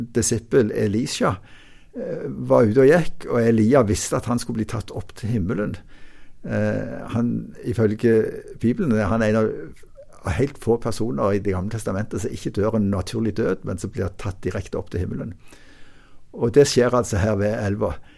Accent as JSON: {"language": "Norwegian", "country": "Norway"}